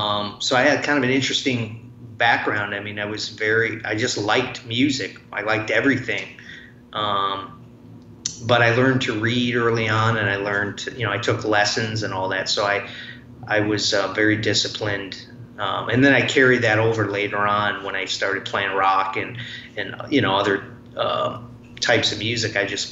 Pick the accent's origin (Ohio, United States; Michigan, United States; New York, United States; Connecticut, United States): Michigan, United States; Detroit; I grew up where I'm at right now, but I've moved around many times. But I grew up in the Detroit area. Came from a family of musicians.